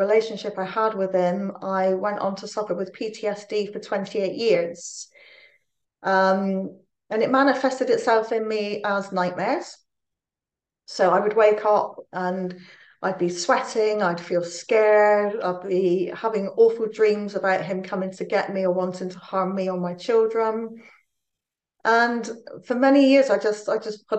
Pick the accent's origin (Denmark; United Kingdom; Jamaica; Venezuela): United Kingdom; Plymouth, South West England; now in Newport, United Kingdom; I'm originally from Plymouth